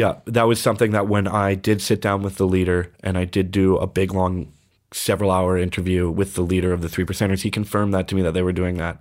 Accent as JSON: {"language": "English", "town": "Fort Saskatchewan", "region": "Alberta", "country": "Canada", "tie": "born or raised there", "also_born_or_lived": "Edmonton, Alberta", "moved": "as an adult", "said": "my hometown"}